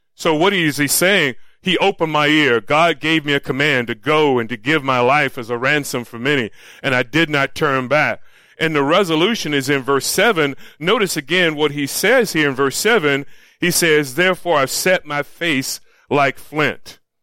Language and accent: English; Florida, United States; moved away; also born or lived in Los Angeles; I grew up in Florida